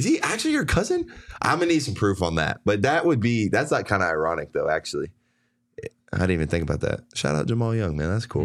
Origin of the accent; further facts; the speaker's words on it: Texas, United States; now in Arizona, United States; I grew up in Texas